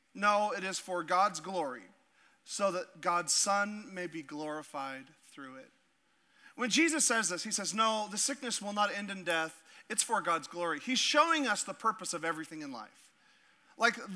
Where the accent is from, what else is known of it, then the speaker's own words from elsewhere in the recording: Alaska, United States; I'm from Alaska